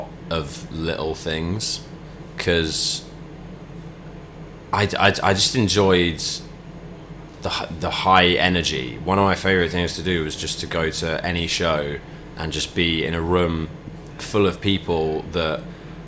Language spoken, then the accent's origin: English; Chesham, South East England, United Kingdom; I grew up in Chesham